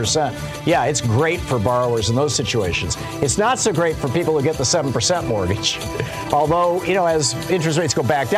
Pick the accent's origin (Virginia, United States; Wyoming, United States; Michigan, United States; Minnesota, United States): Michigan, United States; Lansing; I grew up in Michigan, in Lansing, where General Motors, Fisher Body, you know, Chrysler, where they've got all these big factories that are making cars.